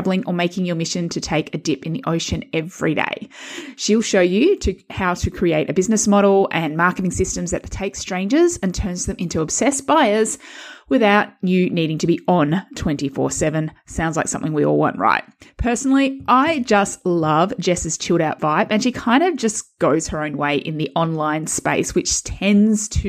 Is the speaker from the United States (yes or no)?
no; Perth, Western Australia, Australia; we're both from Perth